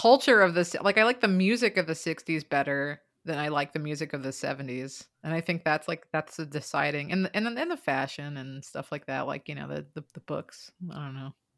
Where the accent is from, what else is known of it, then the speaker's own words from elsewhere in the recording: United States; I'm American